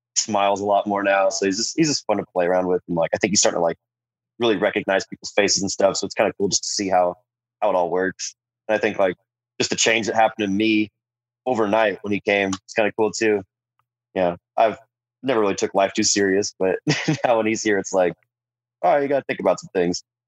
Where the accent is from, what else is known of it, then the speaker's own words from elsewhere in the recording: San Diego, California, United States; growing up in San Diego